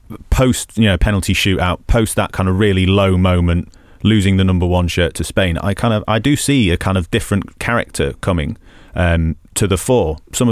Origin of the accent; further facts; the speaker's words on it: Salford, North West England, United Kingdom; accent: Manc; And I grew up in Salford.